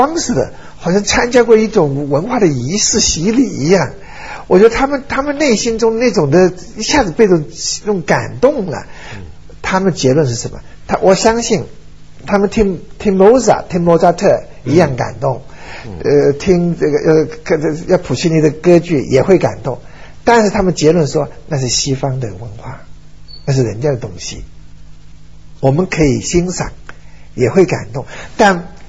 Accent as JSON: {"language": "Chinese", "country": "China", "said": "我觉得那些我们中国人，你想过去也破破四旧"}